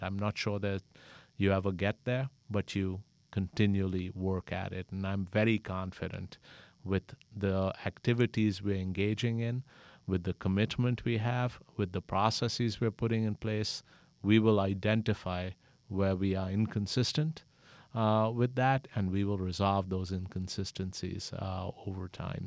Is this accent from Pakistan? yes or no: yes; Pakistan; moved away as an adult; now in United States; I'm originally from Pakistan, came here to college, met my wife here, and decided to settle here.